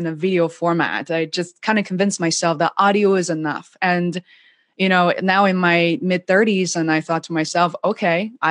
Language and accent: English; Beijing, China; now in Boston, United States; growing up in China